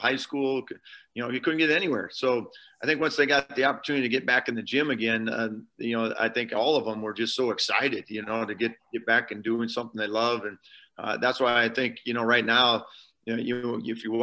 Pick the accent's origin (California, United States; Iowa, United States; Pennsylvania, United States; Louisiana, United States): Iowa, United States; moved away as an adult; also born or lived in Omaha, Nebraska; I was you know, born and raised in Iowa, and then you know, and then was in Omaha for 20 years